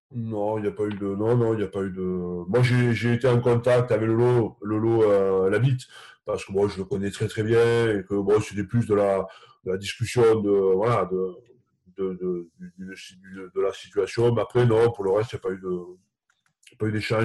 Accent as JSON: {"language": "French", "region": "Occitania", "country": "France", "moved": "yes", "lives_now": "Bordeaux, France", "said": "chez moi dans le Minervois viticole"}